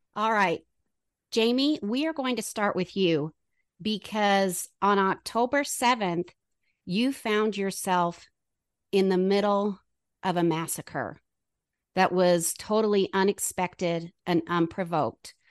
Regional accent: United States; as an American

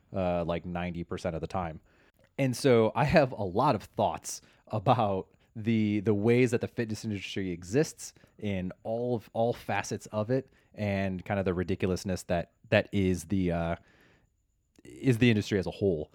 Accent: Chicago, Illinois, United States; now in Los Angeles, United States; I am from Chicago and, uh, transplant to the wonderful Los Angeles, greater Los Angeles area.

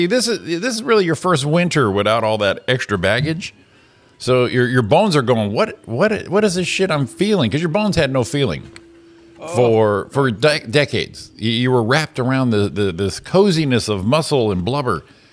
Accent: Connecticut, United States; now in Los Angeles, United States; my home state of Connecticut

